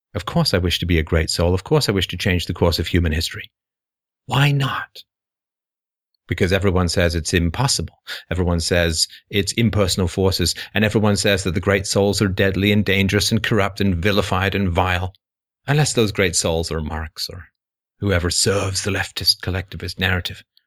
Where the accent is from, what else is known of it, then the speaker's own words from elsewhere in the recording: England, United Kingdom; I grew up with a lot of patriotism growing up in England.